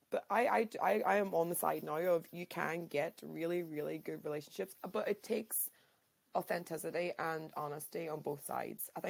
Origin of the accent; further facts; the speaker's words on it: Ireland; also born or lived in London / New Zealand; now in Japan; I am originally from Ireland, taught in London for three years, then New Zealand for three